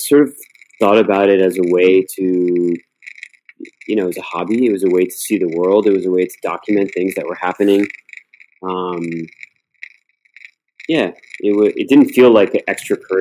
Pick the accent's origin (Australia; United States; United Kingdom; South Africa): United States; Miami, Florida; also born or lived in Cleveland, Ohio; now in New York City, United States; I was born in Cleveland, Ohio, moved to Miami when I was quite young. Grew up in Miami